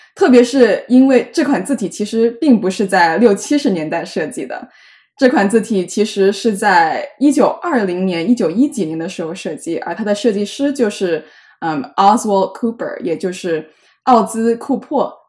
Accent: Jiangmen, Guangdong, China; now in New York, United States; 我也是江门人

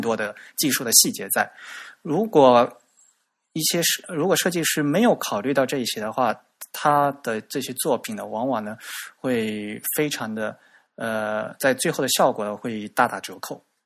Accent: China; 我们中国人的特点

